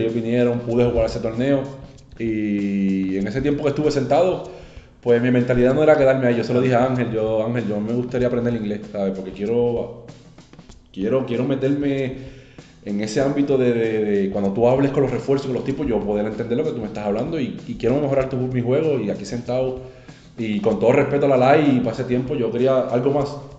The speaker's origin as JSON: {"language": "Spanish", "town": "Carolina", "country": "Puerto Rico", "tie": "born or raised there", "also_born_or_lived": "Loíza", "said": "en Carolina, en mi pueblo"}